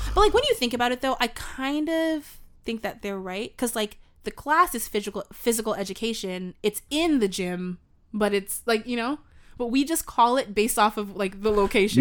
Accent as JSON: {"language": "English", "country": "Canada", "first_language": "English", "said": "as Canadian podcasters, content creators"}